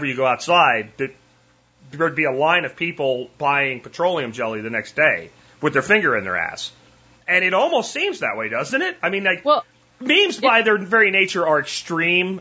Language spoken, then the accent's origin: English; Pennsylvania, United States; moved away as an adult; I grew up in Pennsylvania